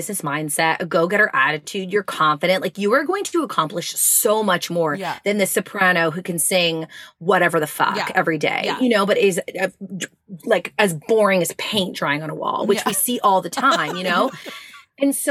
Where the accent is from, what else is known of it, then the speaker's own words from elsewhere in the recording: Montreal, Quebec, Canada; moved away; also born or lived in Longueuil; I am born and raised in Montreal.